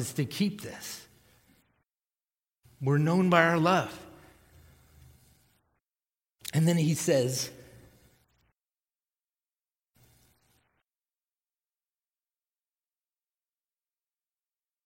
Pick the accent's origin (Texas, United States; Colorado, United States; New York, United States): Texas, United States; I was born in Texas